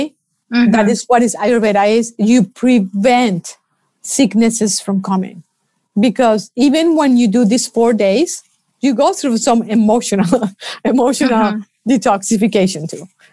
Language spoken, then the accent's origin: English; Colombia; I'm from Colombia